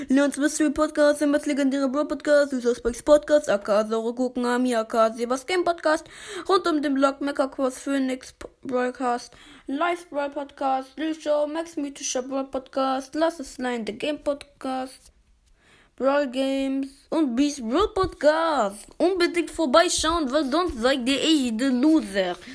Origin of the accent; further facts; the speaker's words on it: Turkey; Ich als Türke kann das von mir behaupten und nicht als Ironie bezeichnen.